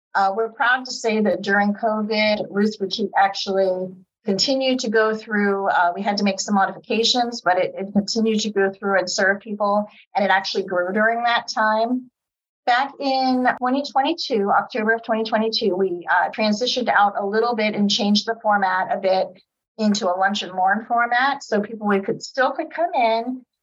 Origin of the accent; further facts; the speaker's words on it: Youngstown, Ohio, United States; also born or lived in Girard, Ohio; I was born and raised in Youngstown.